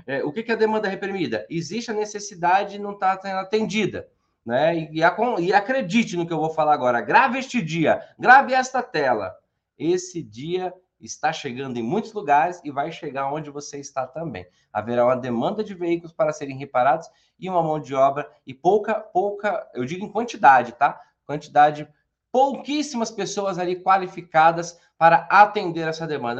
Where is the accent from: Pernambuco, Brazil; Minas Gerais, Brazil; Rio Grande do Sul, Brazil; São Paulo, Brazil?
São Paulo, Brazil; Santo André; eu sou de Santo André